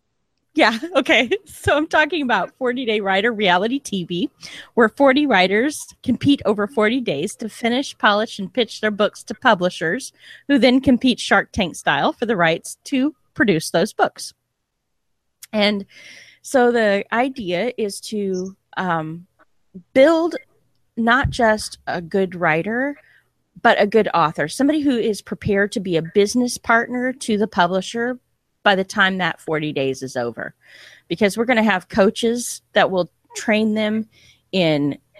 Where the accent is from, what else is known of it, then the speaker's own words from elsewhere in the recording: Texas, United States; Hey, I'm a Texan American, so hey.